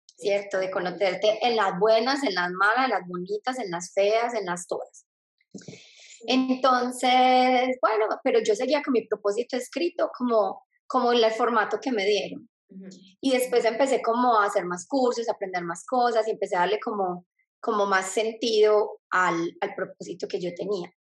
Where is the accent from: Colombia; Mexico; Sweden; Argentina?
Colombia; Medellín, Antioquia; moved away as an adult; now in Australia; soy de Medellín, Colombia y ahorita vivo en Australia